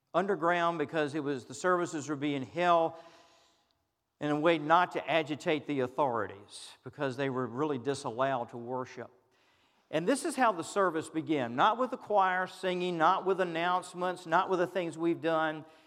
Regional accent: United States; we as American Christians

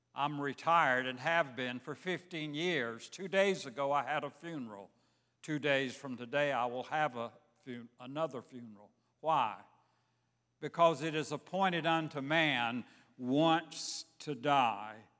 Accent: Savannah, Georgia, United States; moved away; I grew up in Savannah, Georgia.

